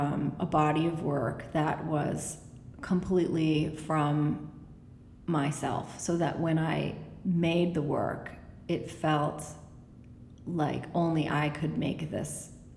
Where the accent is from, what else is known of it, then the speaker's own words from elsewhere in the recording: New England, United States; It was colder and bigger than I imagined, because I'm from New England.